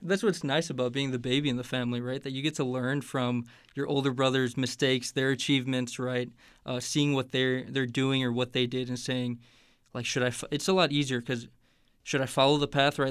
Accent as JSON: {"language": "English", "town": "Hammond", "region": "Indiana", "country": "United States", "also_born_or_lived": "Chicago, Illinois", "moved": "as an adult", "lives_now": "Indianapolis, United States", "said": "I'm from Hammond, Indiana, so that's the Northwest Indiana"}